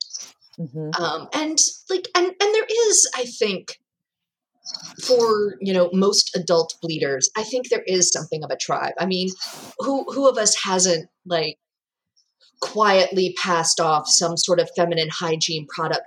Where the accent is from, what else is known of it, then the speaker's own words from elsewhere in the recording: South Georgia, United States; growing up in the South of Georgia